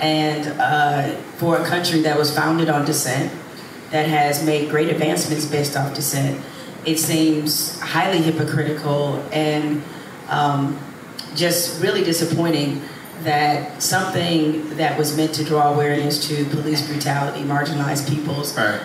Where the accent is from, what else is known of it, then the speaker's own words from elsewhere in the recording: Detroit, Michigan, United States; growing up in Detroit